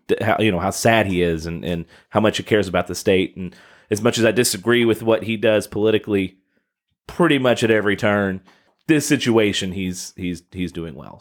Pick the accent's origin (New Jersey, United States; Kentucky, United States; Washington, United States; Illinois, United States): Kentucky, United States; now in Southern Indiana, United States; my home state, the city of Mayfield, Kentucky